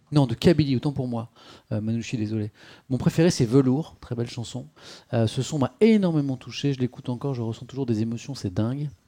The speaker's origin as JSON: {"language": "French", "country": "Belgium", "said": "Moi, je viens de Belgique."}